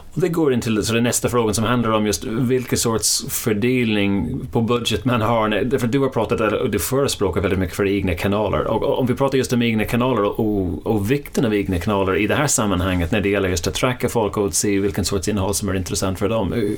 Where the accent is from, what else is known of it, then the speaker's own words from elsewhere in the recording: Ireland; now in Sweden; det är där jag kommer ifrån